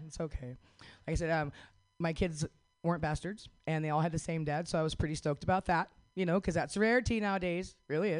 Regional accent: Northern California, United States; I'm Hoopaw Native from Northern California.

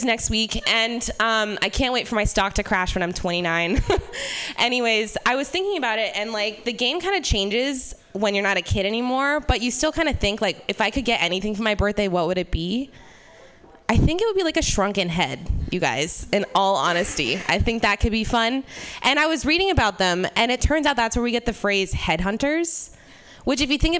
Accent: Ireland; Yeah, the thing about being Irish is that, like, you're a colonized country, but no one knows why blackface is bad there.

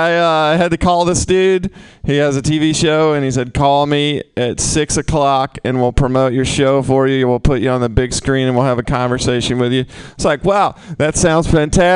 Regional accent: the South, United States; I'm from the South. I grew up shooting guns

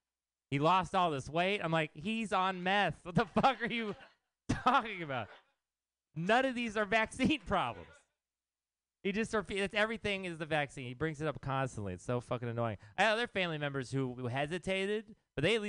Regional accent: Texas, United States; now in San Francisco, United States; I am from Texas

